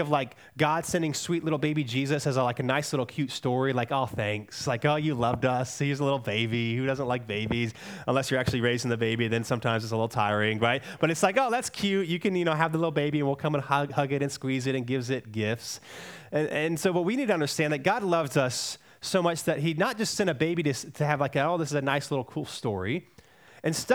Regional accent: Cary, North Carolina, United States; I grew up in Cary

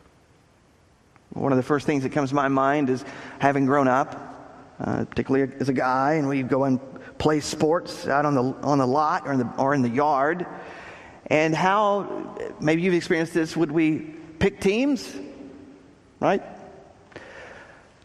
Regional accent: Texas, United States; moved away; I grew up in Texas

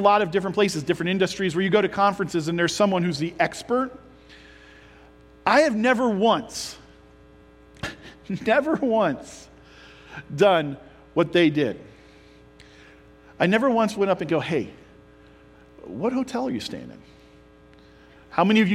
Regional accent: Creston, Ohio, United States; me growing up in Creston

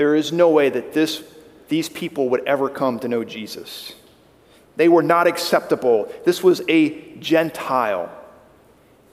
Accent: Washington, District of Columbia, United States; now in Oklahoma, United States; me growing up in the Washington, D.C. area

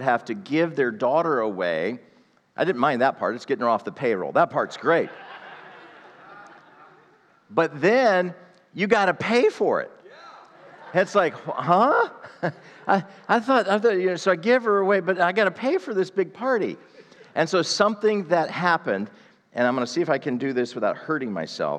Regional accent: the South, United States; I'm a Southerner

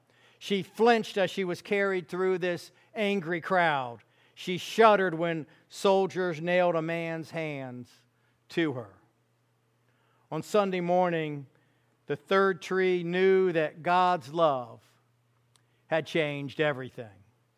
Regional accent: Fairfax County, Virginia, United States; I grew up in Fairfax County, Virginia, a little place. It was a little place when I was a kid, seriously.

